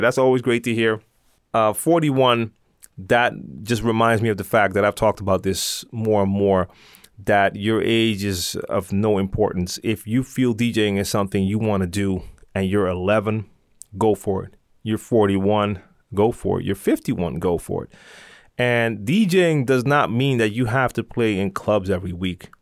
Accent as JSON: {"language": "English", "town": "Amsterdam", "region": "North Holland", "country": "Netherlands", "said": "I'm from Amsterdam"}